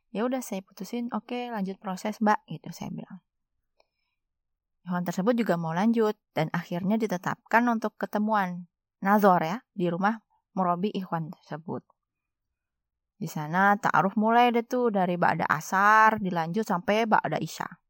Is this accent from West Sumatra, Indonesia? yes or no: yes; West Sumatra, Indonesia; serta perwakilan mamak saya karena saya orang Minang di rumah orang tua saya.